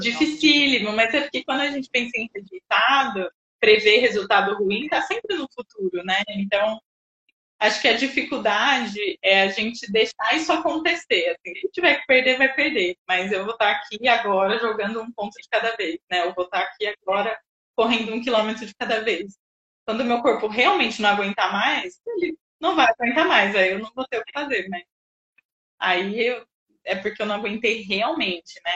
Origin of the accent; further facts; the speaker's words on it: Jundiaí, São Paulo, Brazil; also born or lived in Bauru; eu sou de Jundiaí, voltei para cá